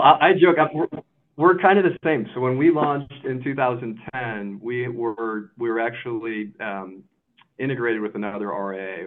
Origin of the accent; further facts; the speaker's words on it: Chicago, Illinois, United States; also born or lived in Kansas City; I was from Chicago.